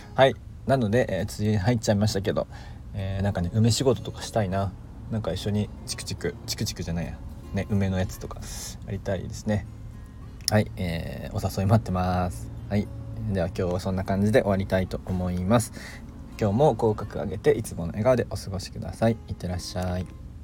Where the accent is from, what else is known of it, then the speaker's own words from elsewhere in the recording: Kansai, Japan; 僕は関西の人間なので